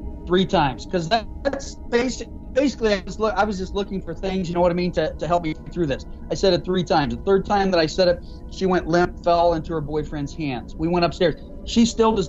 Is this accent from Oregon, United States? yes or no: no; Iowa, United States; I am from Iowa